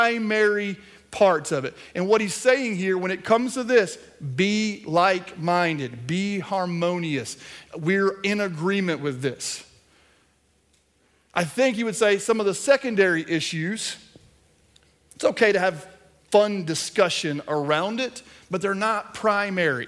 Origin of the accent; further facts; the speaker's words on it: Kentucky, United States; this small town I grew up in Kentucky